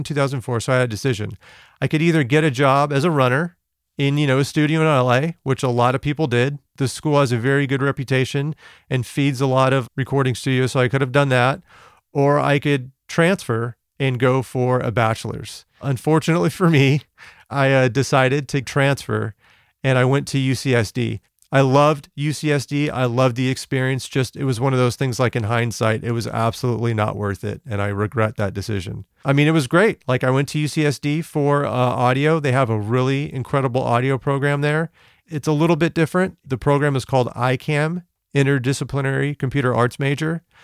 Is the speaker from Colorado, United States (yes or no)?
no; West Covina, California, United States; I'm born and raised in West Covina, California